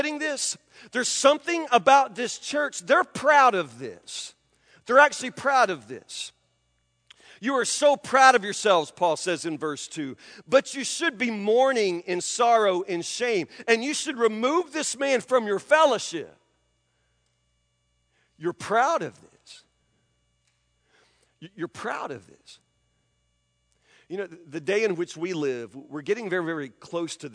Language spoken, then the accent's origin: English; Franklin, United States; I grew up in Bar Baptist Mission in Franklin as a kid